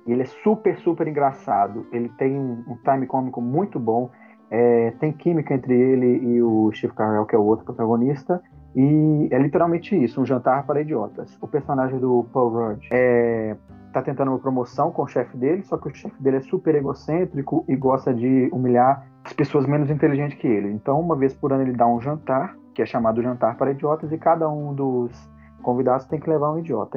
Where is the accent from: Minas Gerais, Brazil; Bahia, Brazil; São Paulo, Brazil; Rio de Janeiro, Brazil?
Minas Gerais, Brazil; Belo Horizonte; eu sou de BH, Minas Gerais